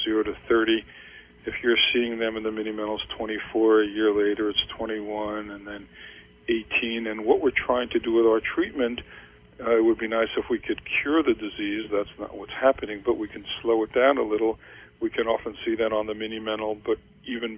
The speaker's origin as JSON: {"language": "English", "region": "New York", "country": "United States", "tie": "born or raised there", "said": "I grew up in New York"}